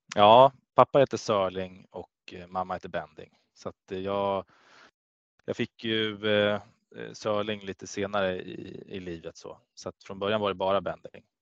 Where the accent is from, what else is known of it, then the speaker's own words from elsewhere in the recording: Gävle, Gävleborg County, Sweden; moved away; also born or lived in Kalmar; jag är från Gävle och där är hockey ja, stort